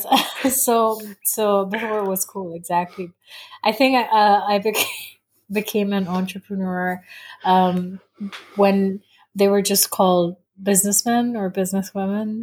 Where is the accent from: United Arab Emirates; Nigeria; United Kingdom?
United Arab Emirates; Dubai; moved away as an adult; also born or lived in United States; I was born and raised in Dubai, so I'm very much a, a Dubai girl at heart.